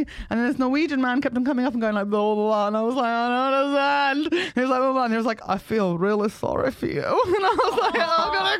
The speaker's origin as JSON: {"language": "English", "region": "England", "country": "United Kingdom", "said": "don't judge me because I'm English. I didn't vote for Brexit. I'm one of the good ones."}